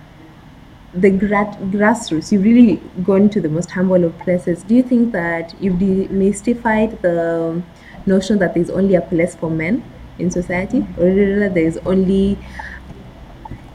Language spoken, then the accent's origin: English; Western, Kenya; I come from Western, and from Western to Eldoret